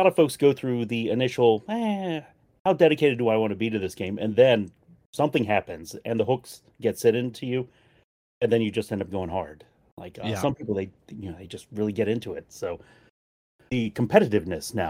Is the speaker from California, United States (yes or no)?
no; near Annapolis, Maryland, United States; I'm down in Maryland in the U.S., specifically near the Annapolis area.